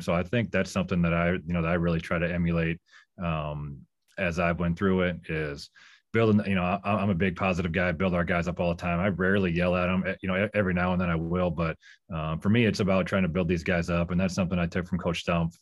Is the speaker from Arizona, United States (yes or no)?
no; North Liberty, Iowa, United States; moved away as an adult; now in Duluth, United States; I grew up in North Liberty. Uh, I was one of the original North Libertians.